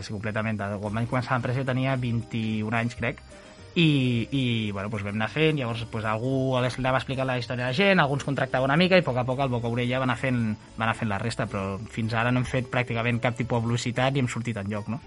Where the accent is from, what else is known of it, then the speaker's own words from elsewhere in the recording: Llívia, Catalonia, Spain; la gent de Llívia del meu poble